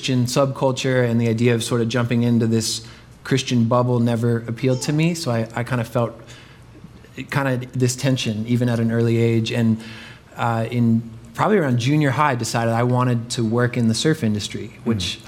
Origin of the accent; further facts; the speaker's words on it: Florida, United States; I grew up in Florida